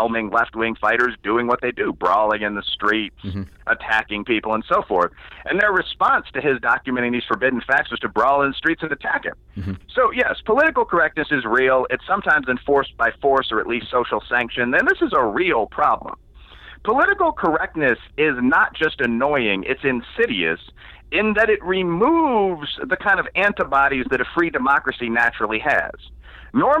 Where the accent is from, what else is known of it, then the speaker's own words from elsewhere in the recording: Chicago, Illinois, United States; moved away as an adult; now in Kentucky, United States; my hometown of Chicago